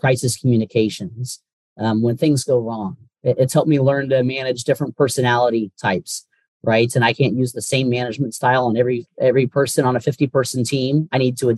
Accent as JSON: {"language": "English", "region": "North Carolina", "country": "United States", "tie": "born or raised there", "moved": "yes", "lives_now": "Washington, D.C., United States", "said": "I was born and raised in North Carolina, and just love it down there"}